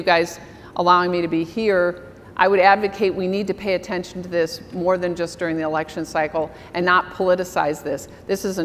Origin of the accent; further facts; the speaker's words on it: Iowa, United States; now in Minnesota, United States; I'm from Iowa